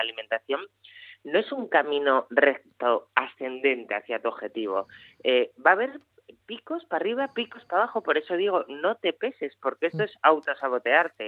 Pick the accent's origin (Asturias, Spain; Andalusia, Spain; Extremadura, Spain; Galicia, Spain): Asturias, Spain; como buena asturiana